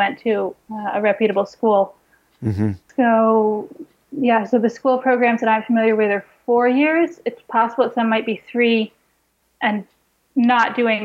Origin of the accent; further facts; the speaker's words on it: Massachusetts, United States; now in Israel; I grew up in Massachusetts